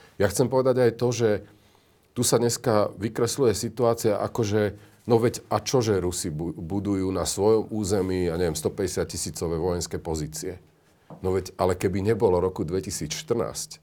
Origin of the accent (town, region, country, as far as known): Slovakia